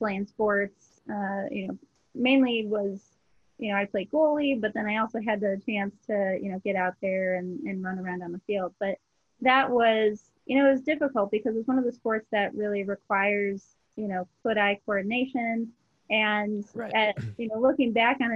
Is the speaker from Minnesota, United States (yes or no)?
yes; Minnesota, United States; also born or lived in Twin Cities, Minnesota / Rochester, Minnesota; I grew up in Minnesota. I was kind of born and raised in the Twin Cities up until fourth grade, and then ended up moving down to Rochester, Minnesota in fifth grade